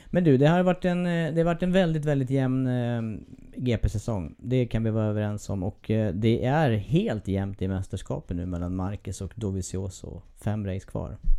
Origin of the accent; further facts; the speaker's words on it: Eskilstuna, Södermanland, Sweden; Det är min hemstad